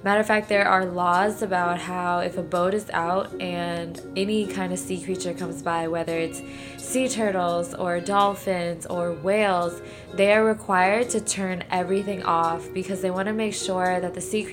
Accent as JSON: {"language": "English", "town": "New Orleans", "region": "Louisiana", "country": "United States", "tie": "born or raised there", "said": "my hometown, New Orleans"}